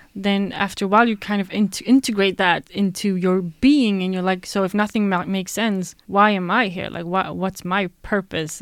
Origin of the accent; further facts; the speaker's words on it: Sweden; born and raised in Sweden